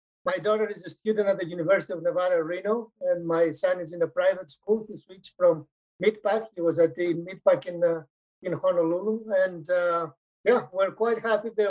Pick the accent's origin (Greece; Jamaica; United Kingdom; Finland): Greece; moved away; also born or lived in Hawaii; originally I come from Greece